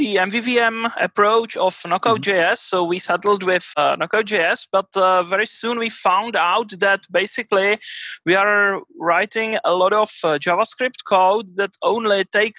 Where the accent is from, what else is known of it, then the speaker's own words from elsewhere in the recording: Prague, Czechia; I'm from Prague in Czech Republic.